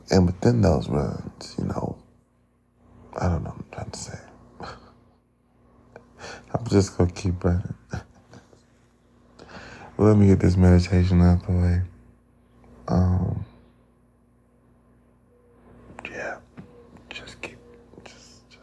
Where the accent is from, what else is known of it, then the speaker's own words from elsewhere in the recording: United States; being African American